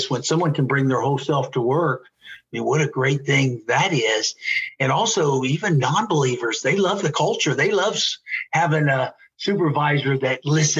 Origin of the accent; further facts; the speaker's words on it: Cincinnati, Ohio, United States; now in Florence, Kentucky, United States; I grew up in Cincinnati, north of Cincinnati, live in Florence, Kentucky. Now it's just a few miles south of Cincinnati, but grew up north of Cincinnati